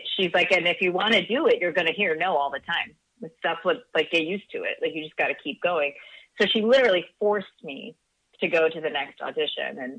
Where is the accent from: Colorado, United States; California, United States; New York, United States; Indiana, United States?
California, United States; Orange County; also born or lived in Costa Rica; I lived there till I was about five. We moved here, and I grew up in Orange County, like North Orange County